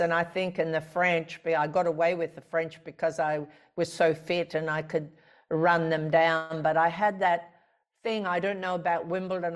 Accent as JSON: {"language": "English", "country": "Australia", "tie": "born or raised there"}